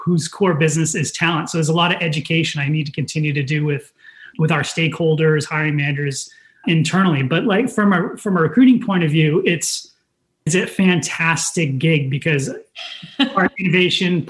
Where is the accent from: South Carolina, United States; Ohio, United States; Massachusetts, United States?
Massachusetts, United States; Dedham; I grew up outside of Boston in Dedham, Massachusetts